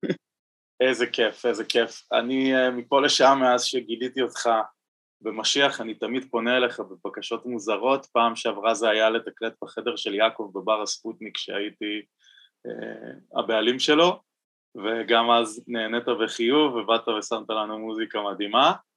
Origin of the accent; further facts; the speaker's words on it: Tel Aviv, Tel Aviv District, Israel; בתור תל אביבי